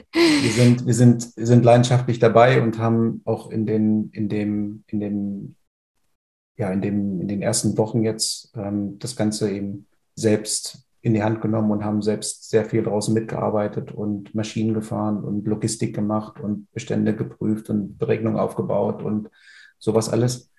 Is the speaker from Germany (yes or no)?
yes; Oschersleben, Saxony-Anhalt, Germany; also born or lived in Halle an der Saale; Ich komme aus der Nähe von Oschersleben in der Magdeburger Börde. Mhm. Bin auf dem landwirtschaftlichen Betrieb meiner Familie groß geworden